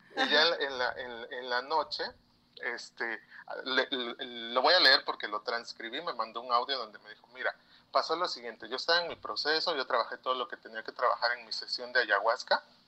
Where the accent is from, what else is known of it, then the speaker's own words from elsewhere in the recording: Oaxaca, Mexico; Yo soy de Oaxaca.